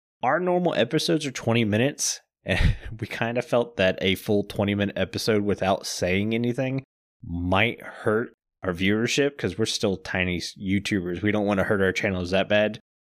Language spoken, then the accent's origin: English; Deep South, United States; I find that funny because I'm from the Deep South and I can't speak in a deep Southern accent for more than 2 seconds.